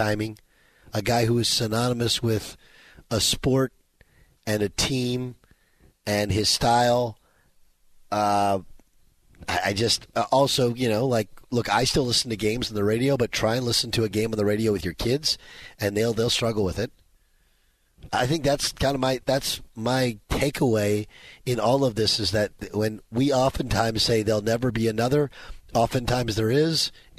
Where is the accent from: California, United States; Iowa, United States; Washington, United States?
California, United States; I mean, I'd also point out that we had the luxury growing up in Southern California of Vin Scully and Chick Hearn calling games.